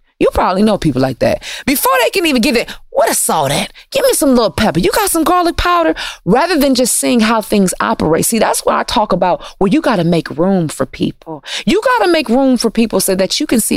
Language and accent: English; Detroit, Michigan, United States; I'm from Detroit, and you know, the automotive industry is booming there